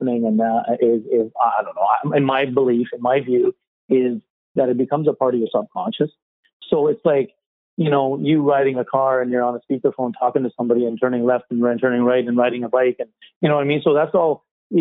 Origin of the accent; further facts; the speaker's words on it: Yarrow, British Columbia, Canada; also born or lived in Abbotsford; growing up in Yarrow, moving to Abbotsford to a bigger city